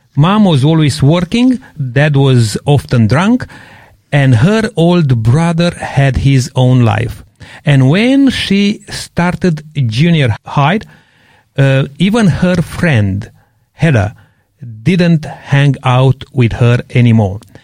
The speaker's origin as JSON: {"language": "English", "region": "Transylvania", "country": "Romania", "tie": "born or raised there", "moved": "yes", "said": "I come from Transylvania"}